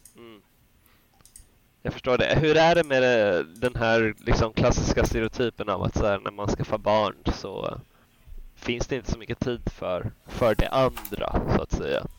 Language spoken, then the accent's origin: Swedish; Sweden; som svenskar